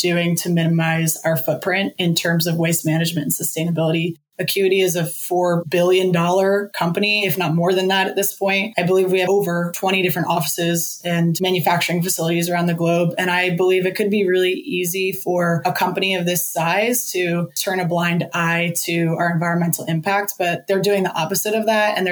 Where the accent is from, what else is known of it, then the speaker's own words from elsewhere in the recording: Northeast, United States; also born or lived in Los Angeles, California; now in Jacksonville, United States; I grew up in the Northeast